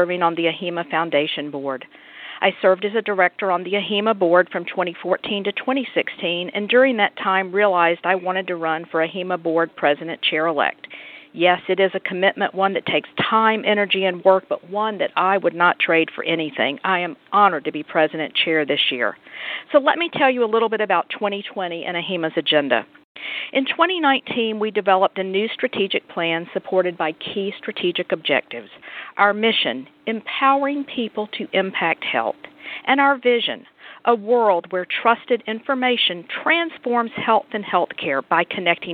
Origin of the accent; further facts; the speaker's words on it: Atlanta, Georgia, United States; my hometown of Atlanta, Georgia